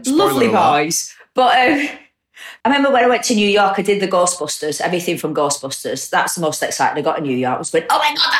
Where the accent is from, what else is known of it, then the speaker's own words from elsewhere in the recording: Bolton, North West England, United Kingdom; moved away as an adult; now in Salford, United Kingdom; I'm not a Mancunian. Yeah. I'm from Bolton and I live in Salford.